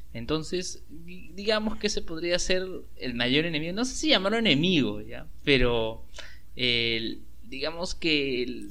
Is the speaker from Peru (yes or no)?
yes; Peru